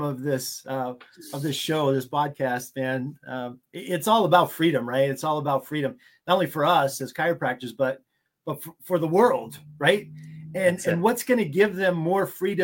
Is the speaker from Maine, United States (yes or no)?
yes; Maine, United States; But I'm from Maine. Like you said, Maine, United States.